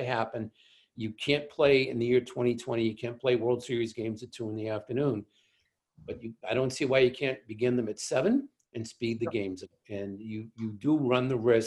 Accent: Boston, Massachusetts, United States; as a Bostonian

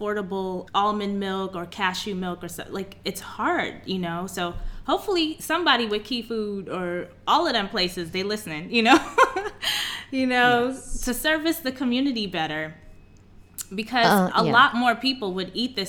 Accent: New York City, New York, United States; I'm from Queens, New York.

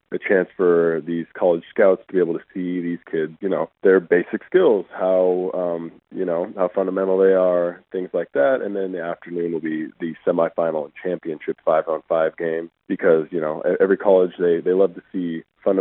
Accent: Great Falls, Montana, United States; growing up in Montana

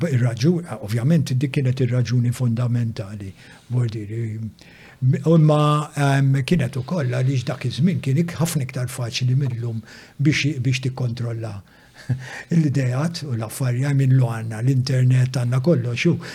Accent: Malta; Dak iż-żmien kien hawn index Malta.

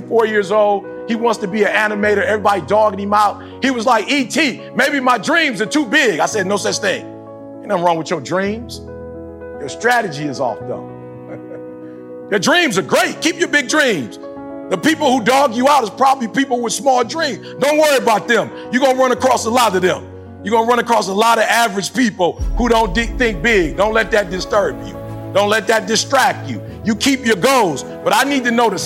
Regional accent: Detroit, Michigan, United States; I'm from Detroit.

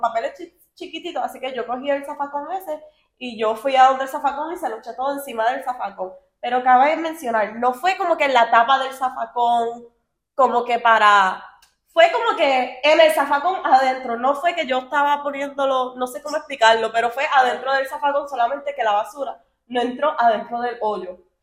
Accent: Miami, Florida, United States; somos de Miami

